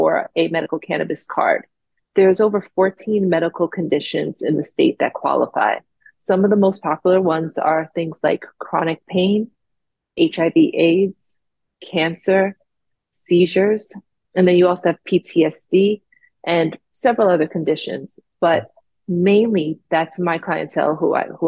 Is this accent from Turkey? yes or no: no; Jamaica; now in Florida, United States; Me being from Jamaica and growing up in the West Indies